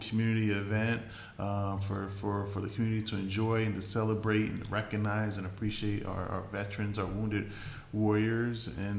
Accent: Central Islip, New York, United States; also born or lived in Babylon, New York; I grew up in Long Island. I'm originally from Islip. I grew up in Central Islip.

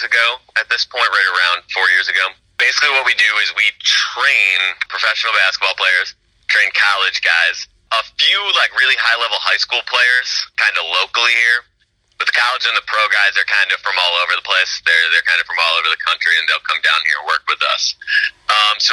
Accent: Oswego, Illinois, United States; I'm from Illinois, actually. I'm from Oswego, Illinois, which is like southwest suburbs up there, kind of by Aurora and Naperville

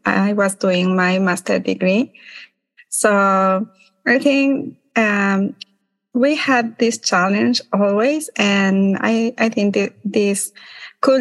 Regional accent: Ecuador; moved away as an adult; now in New York, United States; I am from Ecuador

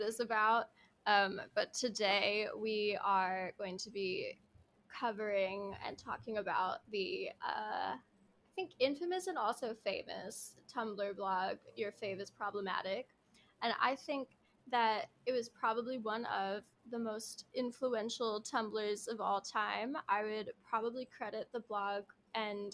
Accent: New Jersey, United States; I'm from South Jersey

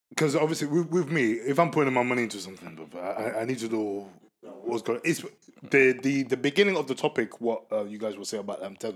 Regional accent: Ghana; I'm a Ghanaian

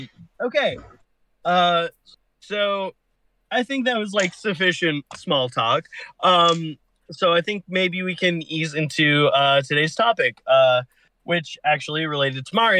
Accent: Australia; Sorry. Yeah. I'm actually an Aussie. Sorry.

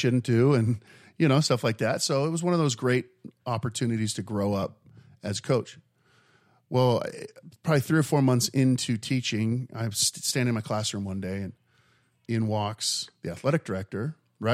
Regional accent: Mesa, Arizona, United States; born or raised there

